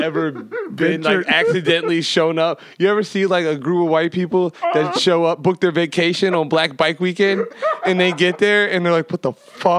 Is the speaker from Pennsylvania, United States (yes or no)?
yes; Philadelphia, Pennsylvania, United States; I'm from Philly